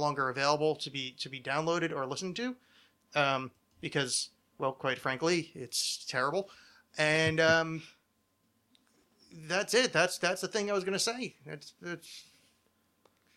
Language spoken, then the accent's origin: English; New Jersey, United States; the extension I grew up with in New Jersey